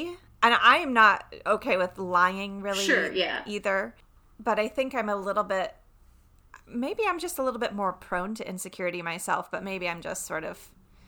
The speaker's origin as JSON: {"language": "English", "region": "North Carolina", "country": "United States", "accent": "Southern", "moved": "yes", "said": "when I go home and visit the North Carolina, when I come back, people will very often say, oh, wow, you sound more Southern today."}